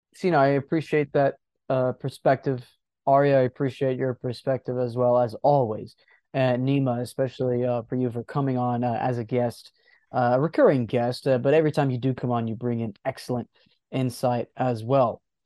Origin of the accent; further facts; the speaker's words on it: the South, United States; I myself, I'm from the South